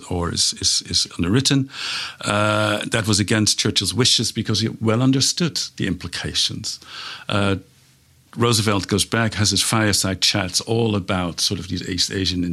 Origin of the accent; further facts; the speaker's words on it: Netherlands; moved away; I'm from the Netherlands. The country was occupied, and my parents lived through